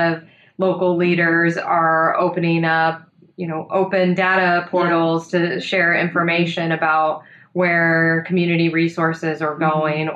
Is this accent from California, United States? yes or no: yes; San Joaquin Valley, California, United States; I grew up in the San Joaquin Valley, a very agricultural area